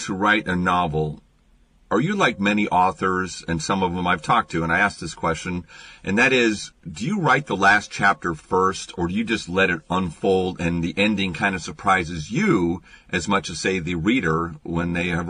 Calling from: Seattle, Washington, United States; I'm calling you from Seattle

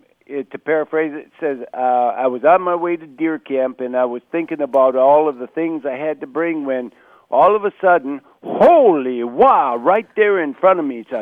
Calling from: Suttons Bay, Michigan, United States; I'm calling from Suttons Bay, Michigan, which is in Leelanau County, up in the northwestern corner of Michigan.

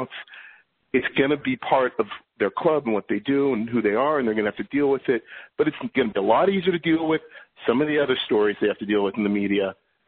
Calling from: New York City, New York, United States; I'm calling from New York City.

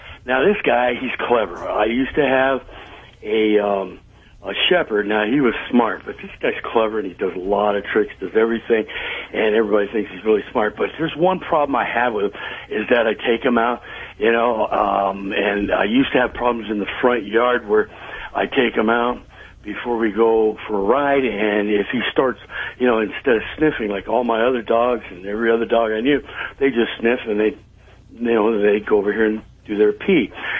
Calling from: Cypress, California, United States; I'm calling from Cypress, California.

